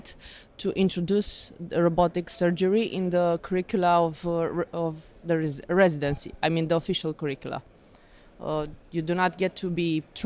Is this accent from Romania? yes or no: yes; Romania; I'm from Romania